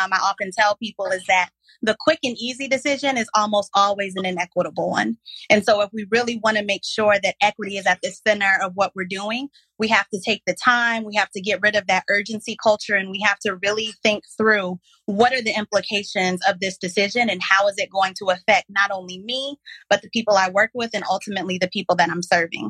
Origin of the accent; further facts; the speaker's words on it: South Carolina, United States; moved away as an adult; also born or lived in Mississippi Delta / Dallas; I moved back to my home state of South Carolina